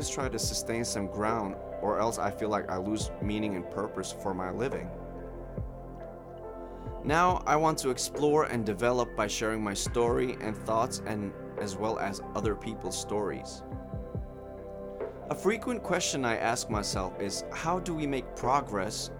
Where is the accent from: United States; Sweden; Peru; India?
Sweden; moved away as an adult; now in Latvia; I'm from Sweden, but currently I'm a third-year medical student living in Latvia.